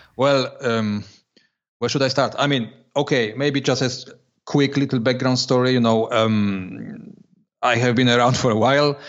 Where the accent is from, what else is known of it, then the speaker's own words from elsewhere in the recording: Poland; moved away as an adult; now in Switzerland; I was born in, and, and lived till I was twenty years old in Poland